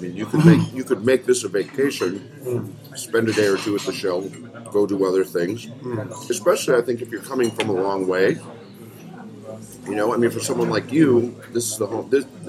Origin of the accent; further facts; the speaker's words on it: United States; my observation as an American